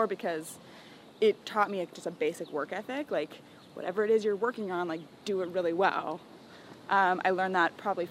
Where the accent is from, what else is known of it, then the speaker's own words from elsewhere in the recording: San Francisco, California, United States; I'm from San Francisco